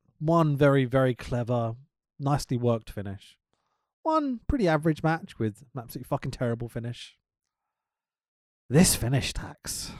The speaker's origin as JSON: {"language": "English", "country": "United Kingdom", "said": "Obviously, being a Brit or whatever, I'd use the word attack more than offense."}